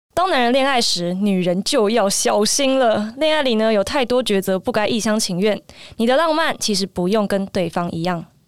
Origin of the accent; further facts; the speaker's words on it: Taiwan; 我身为一个台湾人